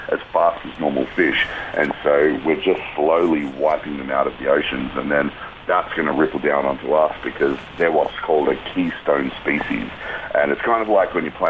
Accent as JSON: {"language": "English", "country": "Australia", "said": "as an Australian and a military guy"}